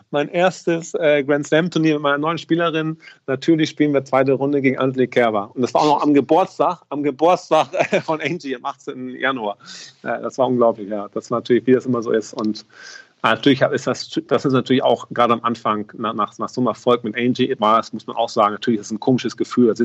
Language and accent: German; Hamburg, Germany; also ich komme aus Hamburg und du weißt, beim, beim, beim ähm, HSV ist auch so, dass der Trainer sehr oft wechselt.